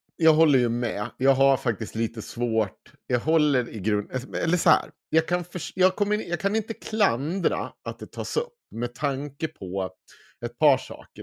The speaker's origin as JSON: {"language": "Swedish", "region": "Dalarna County", "country": "Sweden", "said": "jag är från Dalarna"}